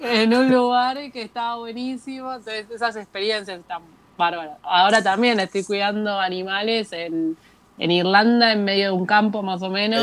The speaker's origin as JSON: {"language": "Spanish", "country": "Argentina", "moved": "as an adult", "said": "soy argentina."}